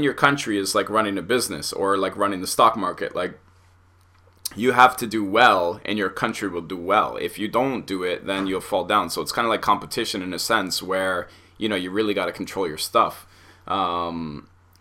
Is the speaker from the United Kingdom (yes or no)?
no; Canada; Being Canadian